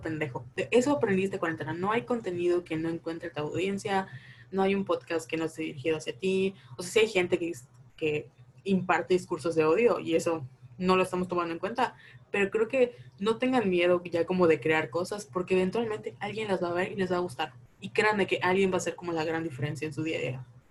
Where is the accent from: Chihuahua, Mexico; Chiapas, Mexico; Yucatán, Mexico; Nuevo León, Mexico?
Yucatán, Mexico; Mérida; somos de Mérida, de Yucatán